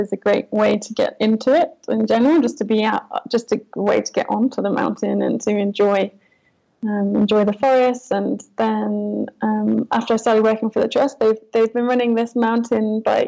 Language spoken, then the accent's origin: English; United Kingdom; moved away as an adult; now in Kenya; I'm originally from the UK, and then I moved out to Kenya about 2.5 years ago